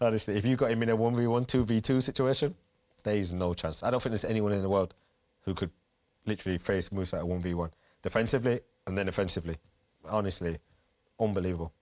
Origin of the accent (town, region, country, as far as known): Leeds, Yorkshire and the Humber, United Kingdom; born or raised there; moved away